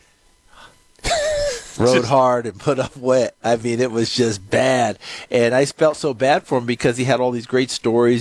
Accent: New York, United States; growing up in New York State

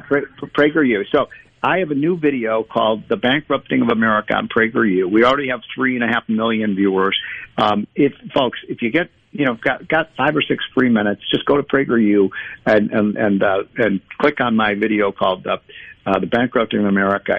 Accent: Illinois, United States; I'm from Illinois

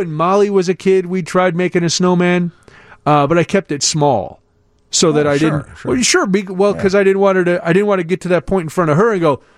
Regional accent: Midwest, United States; I grew up in the Midwest, too

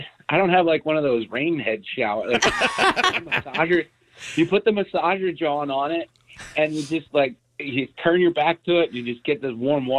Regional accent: Bordentown, New Jersey, United States; from Bordentown.

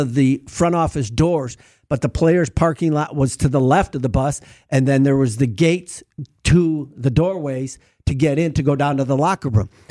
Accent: Milwaukee, Wisconsin, United States; moved away as an adult; also born or lived in Texas; I grew up in Milwaukee, but then I moved to Texas and lived in Texas for a little bit and worked down there. And then I came back to Milwaukee

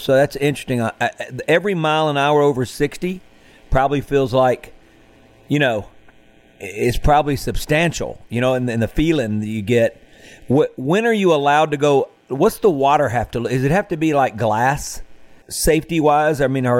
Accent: Mississippi Delta, United States; I'm from the Mississippi Delta

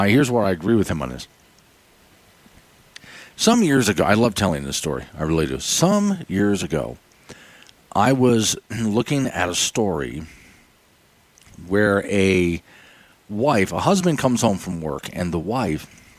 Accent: Florida, United States; moved away; When I was an East Coaster growing up in Florida

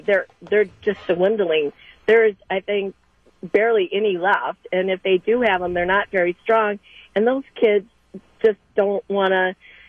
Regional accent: Greendale, Wisconsin, United States; And I grew up in Greendale, and I worked at Wilson Park, McCarty.

